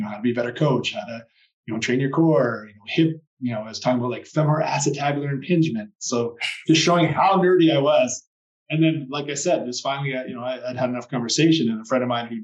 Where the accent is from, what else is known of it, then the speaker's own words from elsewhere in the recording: Canada; moved away as an adult; also born or lived in Australia; I moved back home to Canada a few years ago, and where I said I'd never come back to my hometown